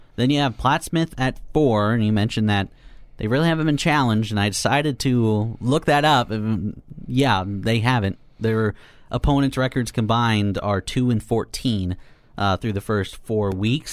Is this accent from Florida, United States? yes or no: no; Kearney, Nebraska, United States; I'm from Kearney. I went to Kearney High.